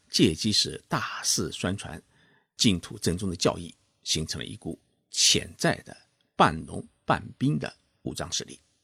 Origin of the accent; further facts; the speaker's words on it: China; 在我们中国人的心目当中